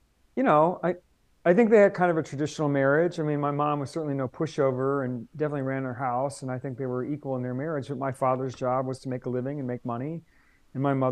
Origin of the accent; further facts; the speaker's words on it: Doylestown, Ohio, United States; also born or lived in East Palestine, Ohio / Salem, Oregon / Columbus, Ohio; now in Portland, United States; I grew up in Ohio